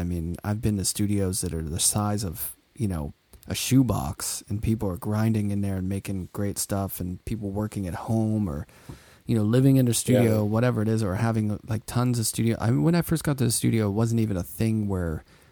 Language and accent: English; Pittsburgh, Pennsylvania, United States; also born or lived in Brooklyn, New York; now in New York City, United States; I grew up in Pittsburgh and like the South Side where it's small, but I had a tiny yard